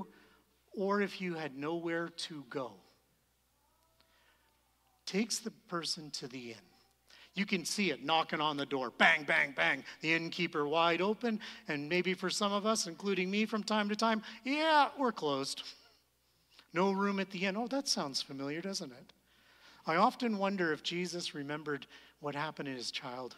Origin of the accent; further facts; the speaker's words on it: Canada; we're Canadian